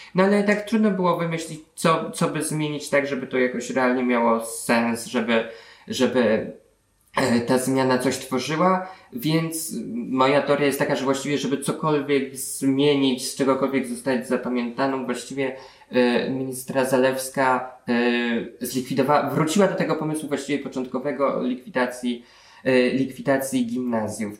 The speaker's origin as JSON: {"language": "Polish", "town": "Warsaw", "region": "Masovian Voivodeship", "country": "Poland", "tie": "born or raised there", "said": "jestem wprawdzie z Warszawy, ale z, z Pragi, starej Pragi"}